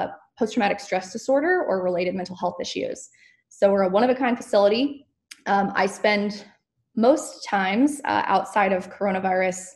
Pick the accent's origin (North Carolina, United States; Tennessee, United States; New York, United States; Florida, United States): Florida, United States; Ponte Vedra Beach; also born or lived in Oxford, Mississippi / Orlando, Florida; now in Jacksonville, United States; I grew up in Florida